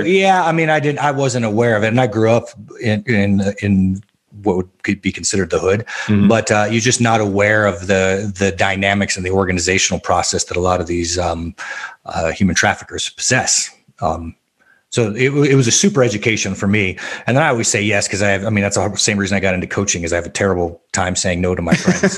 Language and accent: English; Albuquerque, New Mexico, United States; I was raised in the South Valley of Albuquerque, New Mexico.